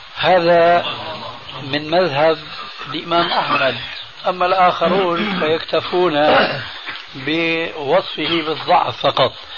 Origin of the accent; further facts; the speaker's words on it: Syria; عندنا في سوريا